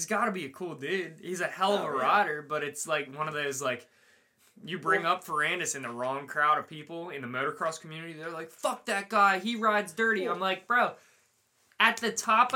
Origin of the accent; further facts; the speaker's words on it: United States; I'm from America